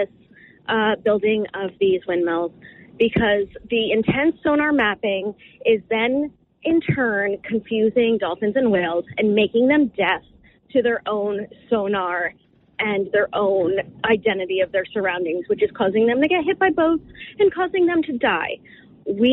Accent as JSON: {"language": "English", "town": "Brick", "region": "New Jersey", "country": "United States", "tie": "born or raised there", "said": "I grew up in Brick, 2.5 miles from the ocean"}